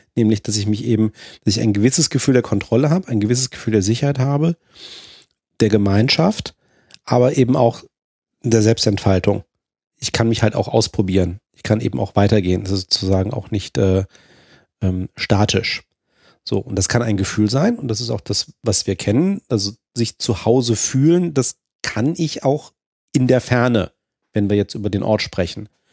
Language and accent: German; Germany; ich als Deutscher würde das als meine Heimat bezeichnen